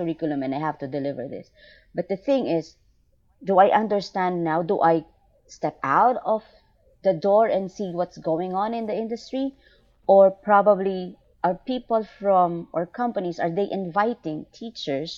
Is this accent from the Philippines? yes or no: yes; Philippines; I came from Asia. I'm from the Philippines.